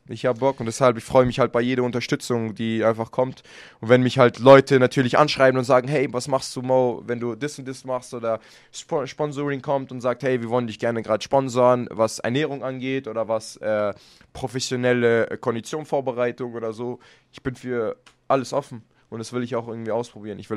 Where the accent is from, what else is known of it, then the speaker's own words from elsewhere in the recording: Germany; Deutschland ist ja meine Heimat. Ich kämpfe auch immer gerne hier